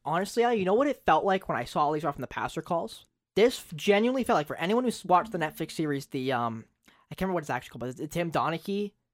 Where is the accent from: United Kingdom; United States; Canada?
Canada; Owen Sound, Ontario; I'm from Owen Sound, you know, O H L market.